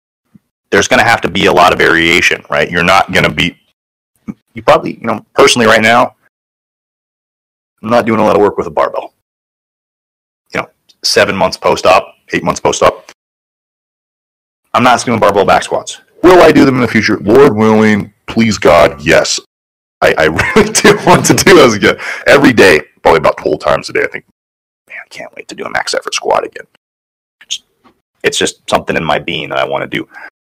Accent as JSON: {"language": "English", "town": "Tangent", "region": "Oregon", "country": "United States", "tie": "born or raised there", "said": "Tangent, Oregon."}